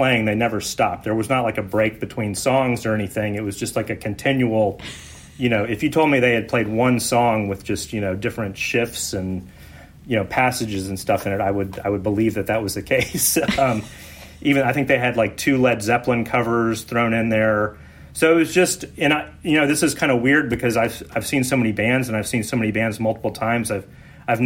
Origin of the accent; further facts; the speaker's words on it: Houston, Texas, United States; we grew up in Houston